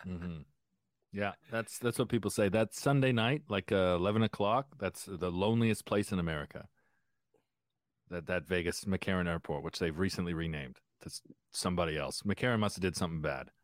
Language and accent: English; Windsor, Ontario, Canada; I grew up in Windsor, so I, uh, next to the place that invented soul music.